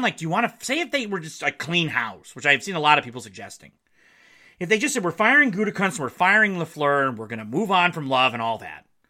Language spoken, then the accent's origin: English; Marquette, Michigan, United States; moved away; my hometown of Marquette